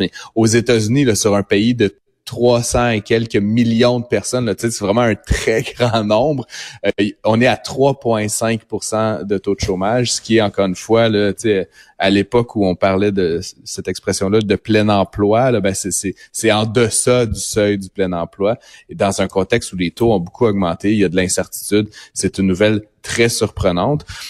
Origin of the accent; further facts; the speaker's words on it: Ottawa, Ontario, Canada; je suis originaire d'Ottawa